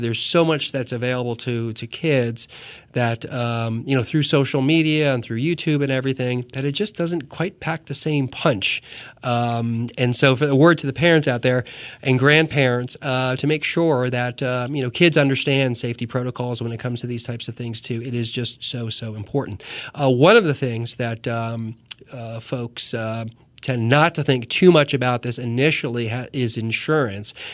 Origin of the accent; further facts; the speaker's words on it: New Jersey, United States; moved away; I come from New Jersey.